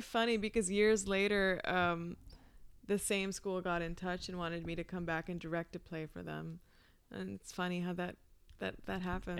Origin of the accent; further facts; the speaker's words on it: Pakistan; moved away; also born or lived in Peshawar, Pakistan / Iowa, United States; I grew up in Pakistan